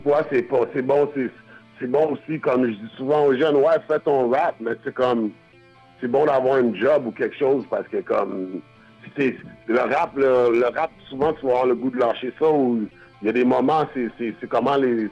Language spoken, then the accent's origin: French; Quebec, Canada; also born or lived in Buffalo, New York, United States; On est québécois